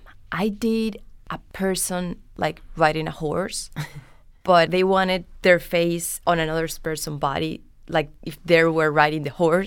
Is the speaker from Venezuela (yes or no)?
yes; Venezuela; accent: Colombian; So I grew up going back and forth to Colombia and Venezuela. And my accent, it's like more from Colombia than from Venezuela.